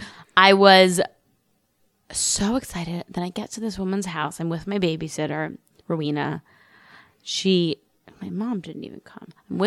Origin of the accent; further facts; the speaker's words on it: New York City, New York, United States; I grew up in New York City